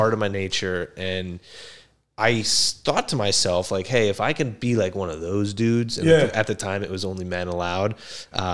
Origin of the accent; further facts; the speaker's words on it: Cranford, New Jersey, United States; I grew up in Cranford, so Union County.